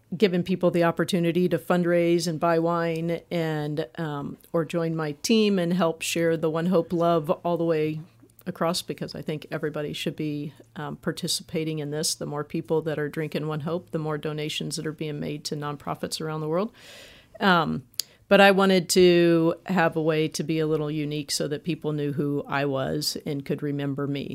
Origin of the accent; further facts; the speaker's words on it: Indianapolis, Indiana, United States; moved away as an adult; I'm from Indianapolis